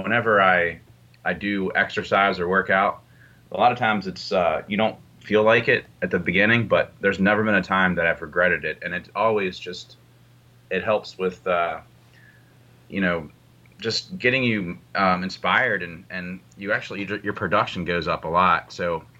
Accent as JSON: {"language": "English", "region": "West Virginia", "country": "United States", "tie": "born or raised there", "moved": "yes", "lives_now": "Baltimore, United States", "said": "I grew up in West Virginia, this small town in West Virginia. Now I live in Baltimore"}